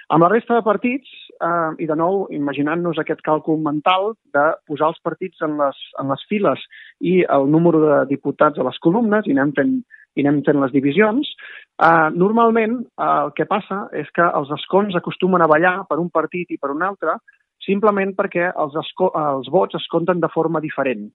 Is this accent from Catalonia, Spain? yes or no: yes; Maresme, Catalonia, Spain; jo sóc del Maresme